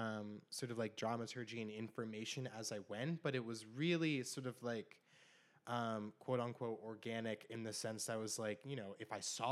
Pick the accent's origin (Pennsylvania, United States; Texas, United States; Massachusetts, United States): Pennsylvania, United States; Bloomsburg; moved away; my hometown